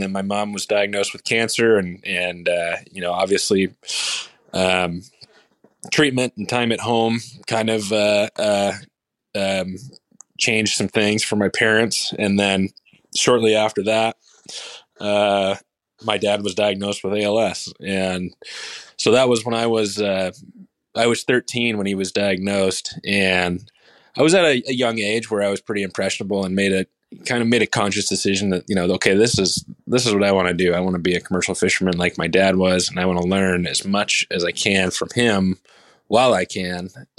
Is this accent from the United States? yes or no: yes; Seattle, Washington, United States; I'm from Seattle, Washington. Bree and I live just north of Seattle in a town called Edmonds